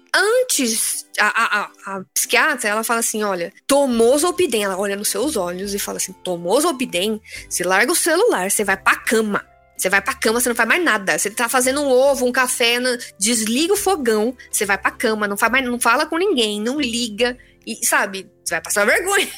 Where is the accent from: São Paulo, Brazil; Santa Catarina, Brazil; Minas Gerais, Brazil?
São Paulo, Brazil; Tupã; also born or lived in Adamantina / Osvaldo Cruz / Maringá; now in São Paulo, Brazil; eu nasci em, ah, em Adamantina, né? é ali no interior de São Paulo, é perto. Tá perto de Marília e tal, mas aí eu morei um pouco em Oswaldo Cruz, um pouco em Tupã e tudo mais. Certo. Mas a parte da adolescência foi lá em Tupã.